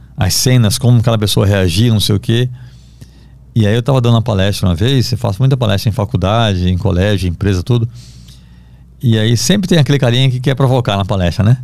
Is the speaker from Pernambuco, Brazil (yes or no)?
yes; Recife, Pernambuco, Brazil; moved away; eu sou do Recife, tenho família lá